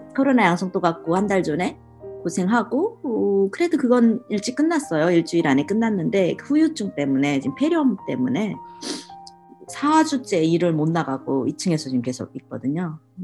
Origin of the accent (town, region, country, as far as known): North Korea; born or raised there; now in Oregon, United States